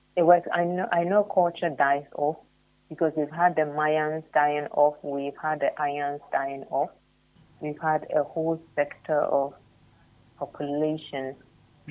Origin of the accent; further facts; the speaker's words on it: Ghana; as a Ghanaian